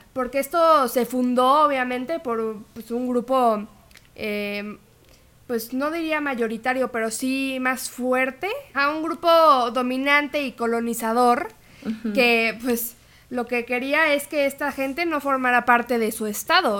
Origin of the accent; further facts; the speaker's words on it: Mexico; nuestra identidad como mexicanos